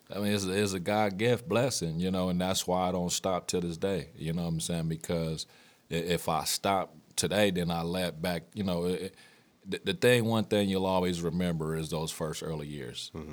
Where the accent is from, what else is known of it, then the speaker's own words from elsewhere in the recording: Wichita, Kansas, United States; moved away; I grew up on both the north and the south side